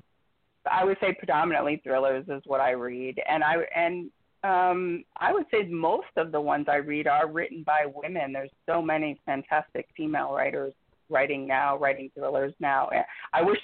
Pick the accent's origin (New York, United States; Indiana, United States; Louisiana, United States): Louisiana, United States; New Orleans; I come from New Orleans, where everybody's world here is before and after Katrina